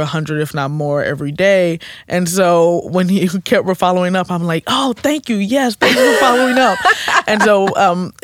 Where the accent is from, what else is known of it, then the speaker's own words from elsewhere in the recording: St. Louis, Missouri, United States; also born or lived in Normandy, Missouri / Kinloch, Missouri / Riverview Gardens, Missouri / Ferguson, Missouri; I'm a St. Louis native